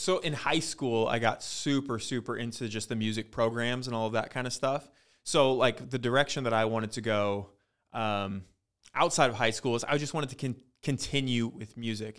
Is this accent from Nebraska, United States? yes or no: no; Ellensburg, Washington, United States; growing up in Ellensburg, and it's a really tiny town